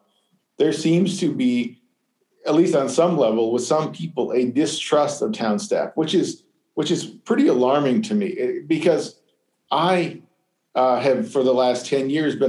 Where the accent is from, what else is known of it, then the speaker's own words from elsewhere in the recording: Arizona, United States; now in Bloomington, United States; I came from Arizona. Urban sprawl is way worse out there.